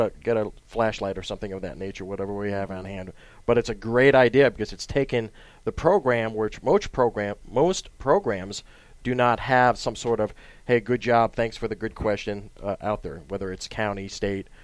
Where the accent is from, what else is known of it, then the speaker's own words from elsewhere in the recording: upstate New York, United States; moved away; I'm from upstate New York